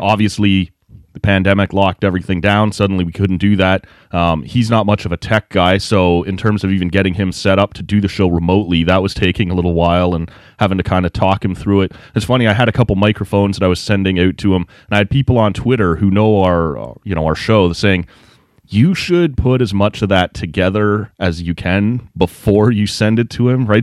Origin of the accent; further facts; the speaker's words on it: Oshawa, Ontario, Canada; also born or lived in Lindsay, Ontario; we grew up in Oshawa